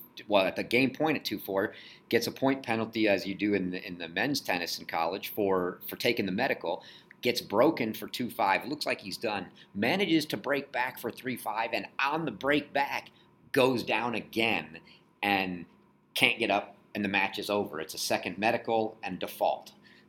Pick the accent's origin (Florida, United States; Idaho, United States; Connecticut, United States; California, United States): Florida, United States; I grew up in Florida, a Gators fan.